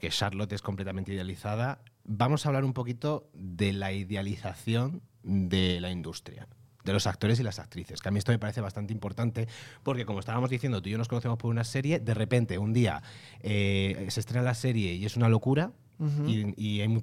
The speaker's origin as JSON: {"language": "Spanish", "region": "Andalusia", "country": "Spain", "said": "que yo soy de Almería, por cierto."}